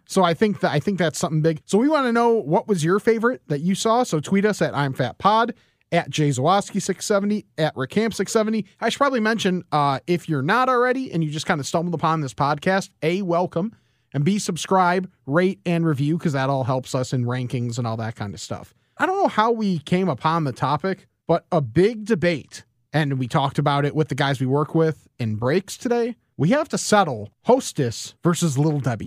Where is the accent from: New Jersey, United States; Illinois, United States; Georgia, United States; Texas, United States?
Illinois, United States; West Chicago; also born or lived in Geneva, Illinois / Lombard, Illinois; the house that I grew up in in West Chicago